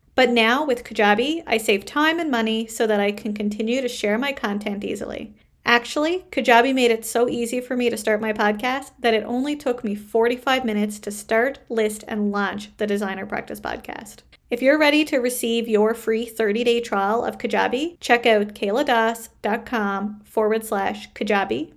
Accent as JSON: {"language": "English", "country": "Canada"}